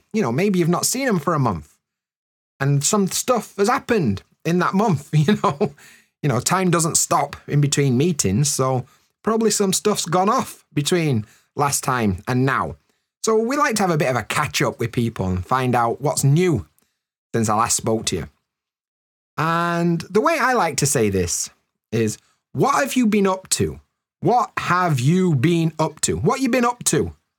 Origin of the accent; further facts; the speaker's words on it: United Kingdom; in the north of the UK, we call it a brew.